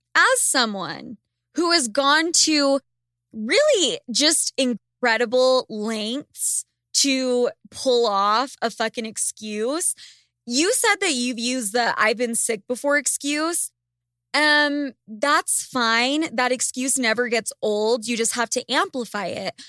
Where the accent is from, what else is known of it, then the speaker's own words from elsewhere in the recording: Salt Lake City, Utah, United States; Lucas and I grew up in Salt Lake City, Utah